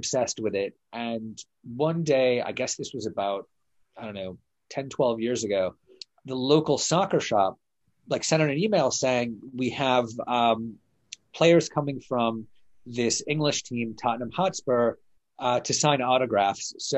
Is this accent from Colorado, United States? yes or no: no; Detroit, Michigan, United States; growing up in Detroit